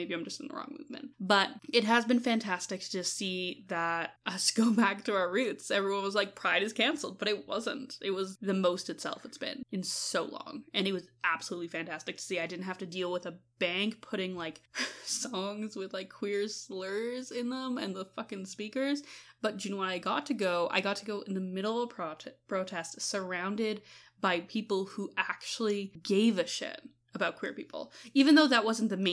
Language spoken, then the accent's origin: English; Canada; We're from Canada